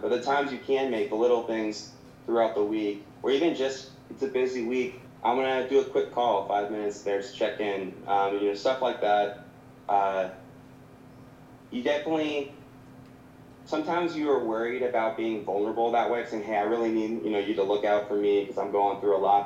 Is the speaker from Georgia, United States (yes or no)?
yes; Savannah, Georgia, United States; also born or lived in North Carolina / Augusta, Georgia; I grew up in Savannah